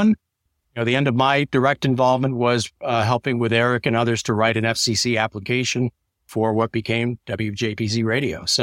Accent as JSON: {"language": "English", "town": "Springfield", "region": "Vermont", "country": "United States", "tie": "born or raised there", "said": "work in economic development in Springfield, Vermont, my hometown."}